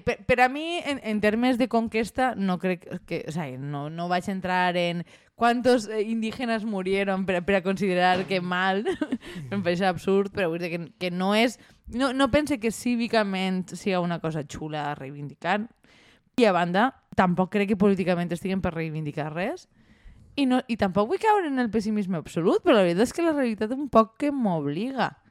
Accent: Valencian Community, Spain; som els valencians. Som un poble unit i de festa

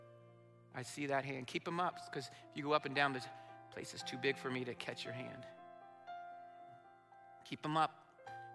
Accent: Marion, Indiana, United States; I was disconnected from my home church and my hometown of Marion, Indiana.

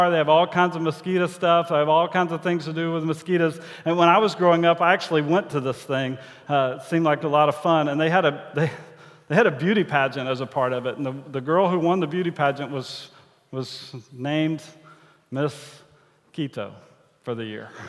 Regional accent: Angleton, Texas, United States; which is really close to where I grew up in Angleton, Texas, home of the Wildcats, purple and white, fight, fight, fight.

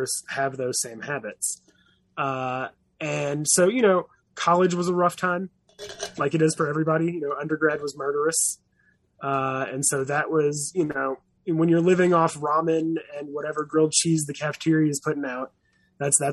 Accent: the South, United States; also born or lived in San Diego; now in Boston, United States; I was raised on Southern food

